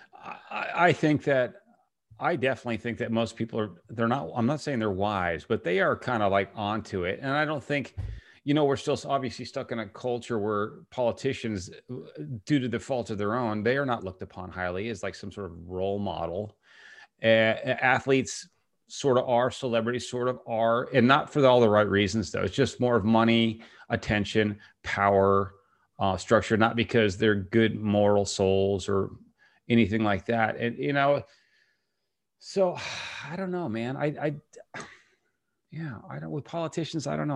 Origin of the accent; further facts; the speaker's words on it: Virginia, United States; the Commonwealth of Virginia, I'm from there